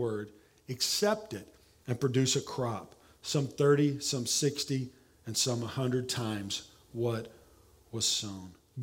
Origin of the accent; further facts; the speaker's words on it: Oklahoma, United States; accent: southern; now in San Antonio, United States; I'm from Oklahoma